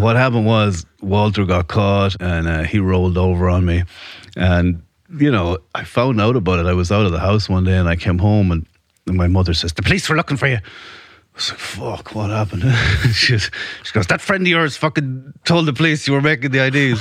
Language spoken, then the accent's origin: English; Ireland; moved away as an adult; now in United States; born and raised in Ireland. I came to America in my early 20s